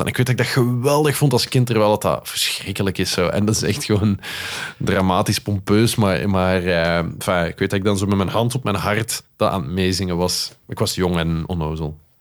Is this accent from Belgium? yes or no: yes; Flanders, Belgium; accent: Flemish; also born or lived in Netherlands; ik wel degelijk heel mijn leven, of zo goed als heel mijn leven in België gewoond heb